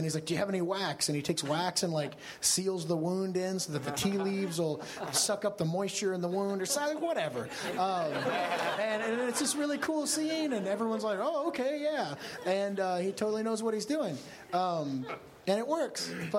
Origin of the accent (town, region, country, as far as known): Kentucky, United States; born or raised there